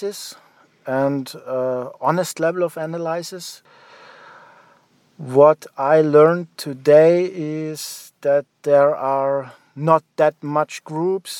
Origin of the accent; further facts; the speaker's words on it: Graz, Styria, Austria; I'm from Austria, from the city of Graz